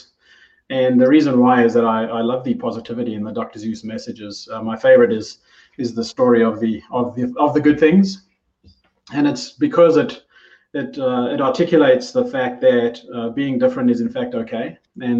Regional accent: South Africa; moved away as an adult; now in New Zealand; I am South African by origin. I had the privilege of moving to New Zealand in 2015 with my family

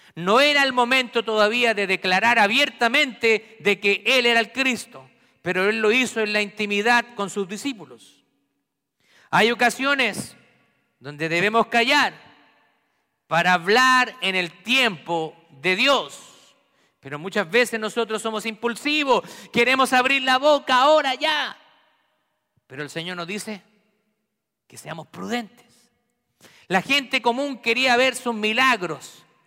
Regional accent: Santiago, Santiago Metropolitan Region, Chile; en Santiago de Chile, donde yo nací

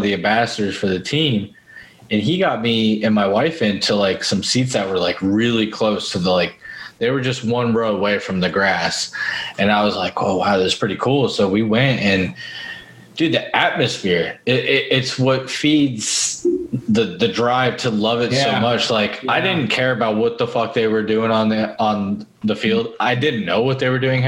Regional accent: Florida, United States; born and raised in Florida

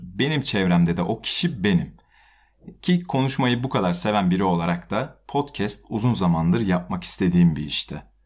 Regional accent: Kütahya, Turkey

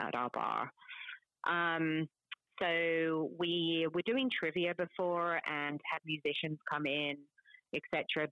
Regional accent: London, United Kingdom; moved away; I'm from London

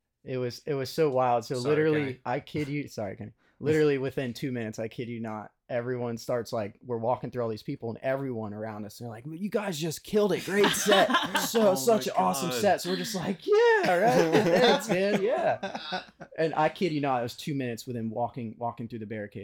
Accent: Daytona Beach, Florida, United States; we're from Daytona Beach, so a little ways away

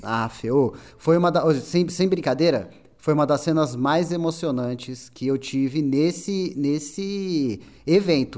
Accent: São Paulo, Brazil; now in São Roque, Brazil; eu sinto uma nostalgia do caralho quando eu vou pra São Paulo de novo, velho. vejo, vejo aqueles bairros que é igualzinho os bairros onde eu cresci

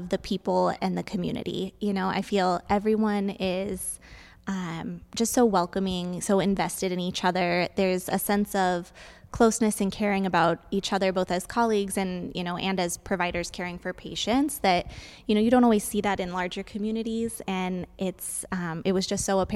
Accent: Arizona, United States; also born or lived in Tucson / Morenci / Clifton / Sahuarita; So I am from Arizona. I was born in Tucson, and my family moved around quite a bit when I was younger. So I've lived in a lot of small towns in Arizona

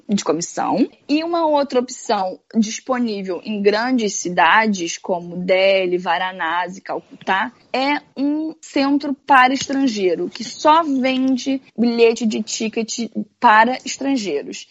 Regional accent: Rio de Janeiro, Brazil; moved away; eu venho do Rio de Janeiro

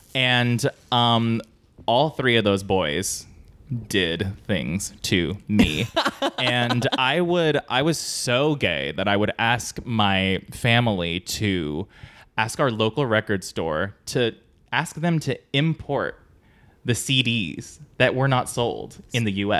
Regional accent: San Diego, California, United States; San Diego.

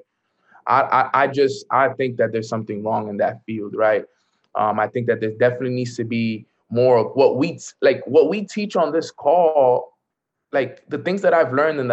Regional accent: New York City, New York, United States; I grew up in the hood. I grew up in Washington Heights

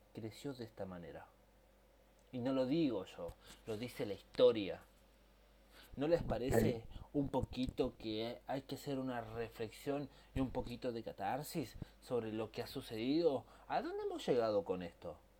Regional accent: Argentina; De como argentino que soy y amo mi país.

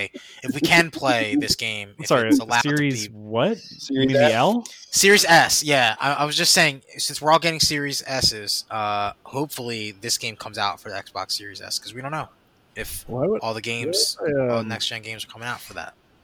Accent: Philadelphia, Pennsylvania, United States; we're from Philly. We fight. The direct quote.

